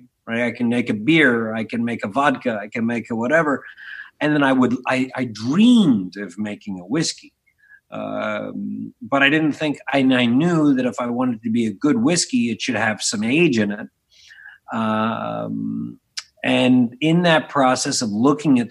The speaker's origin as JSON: {"language": "English", "town": "Philadelphia", "region": "Pennsylvania", "country": "United States", "tie": "born or raised there", "also_born_or_lived": "Blue Bell, Pennsylvania / Montgomery County, Pennsylvania", "said": "I was born in the Frankfurt section of the city."}